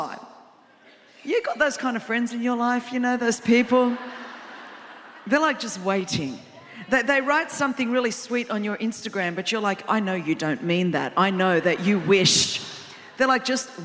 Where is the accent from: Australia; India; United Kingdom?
Australia; I'm from Australia